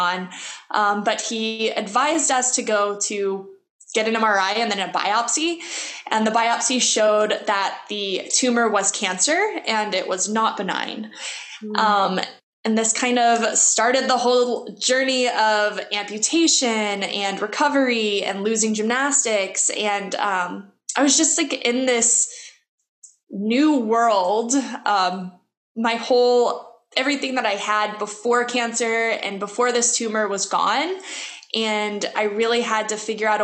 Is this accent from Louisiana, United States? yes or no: yes; Louisiana, United States; I grew up in Louisiana, which is like swampy trees